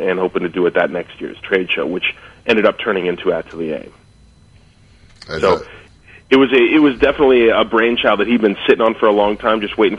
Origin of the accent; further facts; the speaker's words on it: Southern California, United States; growing up in Southern California, being a little kid with a super bleach blonde, you know, light hair and pale skin, because most of us Californians really don't tan, we just sunburn.